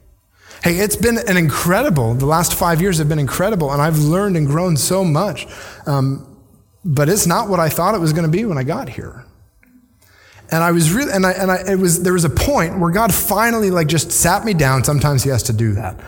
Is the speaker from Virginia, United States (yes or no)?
yes; Virginia, United States; moved away as an adult; also born or lived in northern Indiana; now in Ocala, United States; Jesse and I grew up in Virginia on the coast